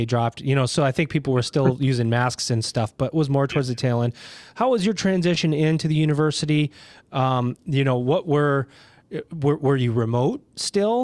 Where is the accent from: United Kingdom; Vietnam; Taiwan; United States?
United States; Syracuse, New York; I grew up in Syracuse, New York